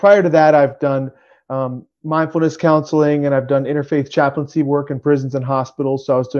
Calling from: Harrisburg, Pennsylvania, United States; I'm coming from Harrisburg, Pennsylvania today.

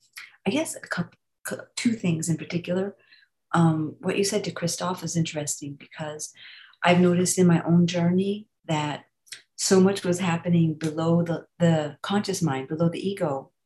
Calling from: North Carolina, United States; North Carolina.

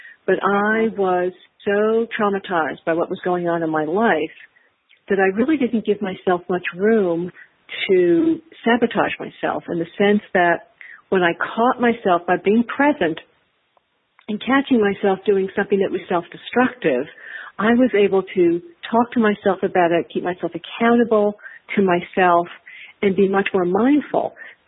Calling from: Los Angeles, California, United States; Los Angeles.

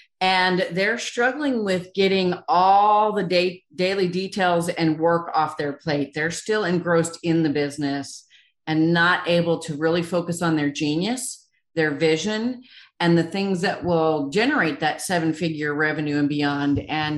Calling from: Nashville, Tennessee, United States; I am in Nashville, Tennessee.

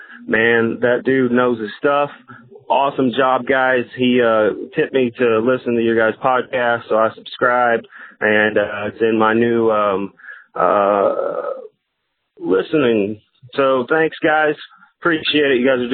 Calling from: Iowa, United States; I'm calling in from Iowa.

